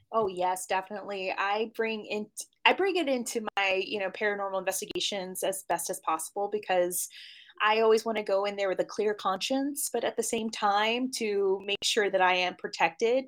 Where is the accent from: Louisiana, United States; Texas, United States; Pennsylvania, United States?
Louisiana, United States; New Orleans; now in Los Angeles, United States; growing up in New Orleans, you just knew it was a very spooky and very spiritual and unique town